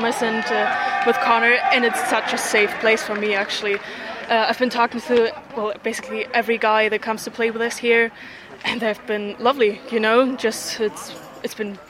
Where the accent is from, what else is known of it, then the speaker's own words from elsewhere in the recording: Germany; moved away as an adult; now in Ireland; I'm from Germany. Got my master's degree in Germany in English and Geography, and now I'm here in Ireland.